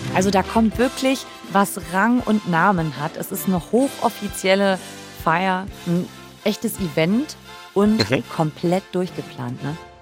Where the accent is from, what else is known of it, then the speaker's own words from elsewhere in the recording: Düsseldorf, North Rhine-Westphalia, Germany; Ich bin ja Düsseldorferin